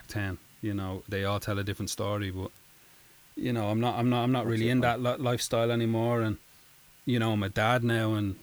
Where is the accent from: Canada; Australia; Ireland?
Ireland; we're Irish, you know. We're Irish people.